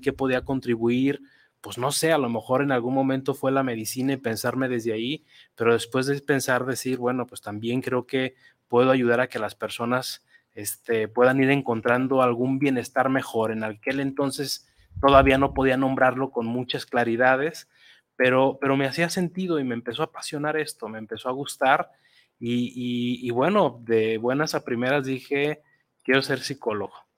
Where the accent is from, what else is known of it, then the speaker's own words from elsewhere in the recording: Guadalajara, Jalisco, Mexico; yo soy tapatío, nací aquí en Guadalajara hace casi 42 años